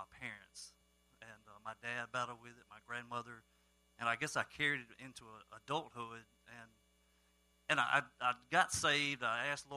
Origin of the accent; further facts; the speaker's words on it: Starkville, Mississippi, United States; I am from Starkville, Mississippi, home of the Bulldogs